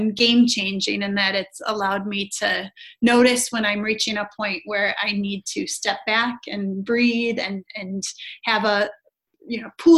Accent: Wisconsin, United States; also born or lived in North Carolina; 7 years ago moved back to my home state of Wisconsin, just about an hour and a half north of Chicago

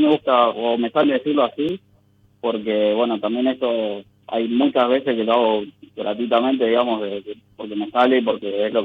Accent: Rosario, Santa Fe, Argentina

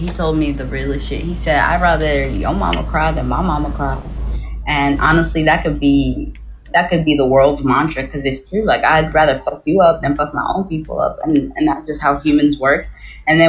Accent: Sudan; I'm from North Sudan

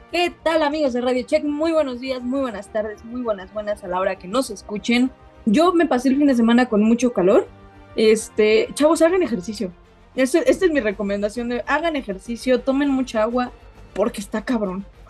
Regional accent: Mexico; los mexicanos

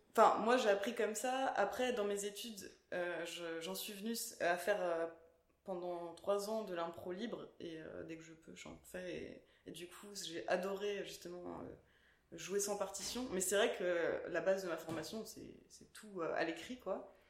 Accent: Stains, Île-de-France, France; moi j'ai grandi à Stein dans le 93

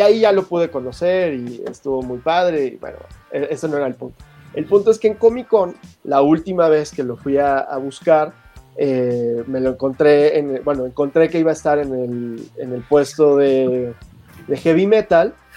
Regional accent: Mexico; pues de México

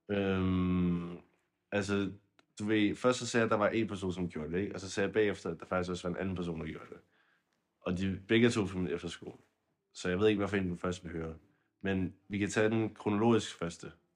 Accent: Zealand, Denmark; jeg var fra Sjælland, eller jeg er fra Sjælland

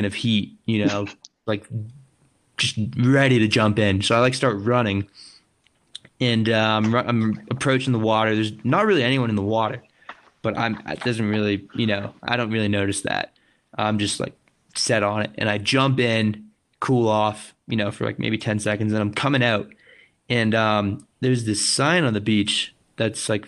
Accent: Maine, United States; moved away as an adult; now in Los Angeles, United States; I grew up in Maine

